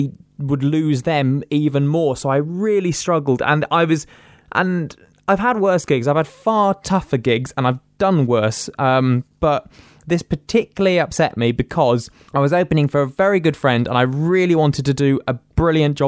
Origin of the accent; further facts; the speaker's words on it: Reading, South East England, United Kingdom; it was in my hometown.